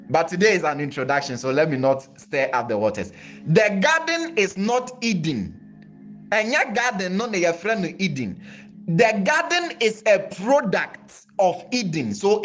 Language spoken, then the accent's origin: English; Ghana; The Ghanaian culture is simply referring to the conditions that is used to live life as a Ghanaian. Into the conditions in our territory that regulate our thinking, our actions, our functions, and even our purposes.